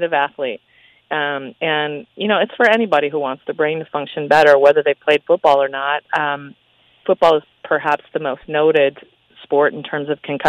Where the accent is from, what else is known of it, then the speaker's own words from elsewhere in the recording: Henderson, Nevada, United States; I grew up in Henderson.